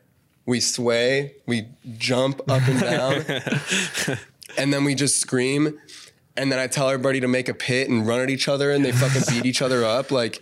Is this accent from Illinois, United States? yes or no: no; Cincinnati, Ohio, United States; born or raised there